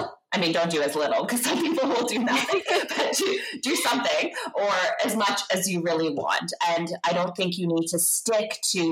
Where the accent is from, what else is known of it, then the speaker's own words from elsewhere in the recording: Guelph, Ontario, Canada; also born or lived in Toronto; I actually grew up in Ontario. I was raised in Guelph